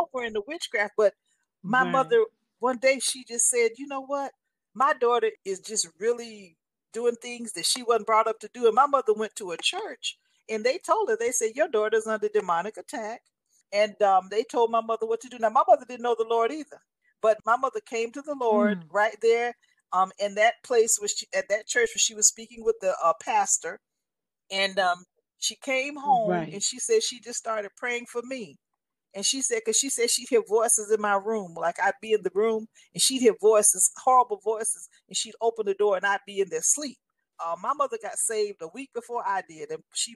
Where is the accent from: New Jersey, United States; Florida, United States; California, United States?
California, United States; Los Angeles; being 12 years old, going to private school, being very privileged, growing up in Los Angeles